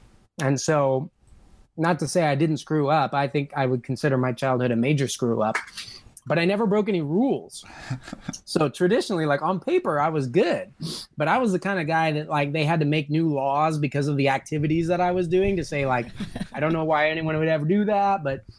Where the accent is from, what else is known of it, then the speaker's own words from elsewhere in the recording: California, United States; But I think what really sealed my fate was growing up in Southern California.